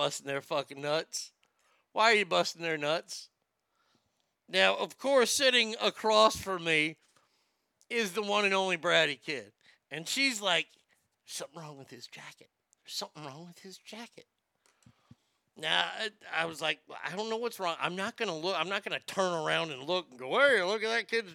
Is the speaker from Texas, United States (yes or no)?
yes; Garland, Texas, United States; It is your typical small Texas one-street town. It's got a square. Yes, it's my hometown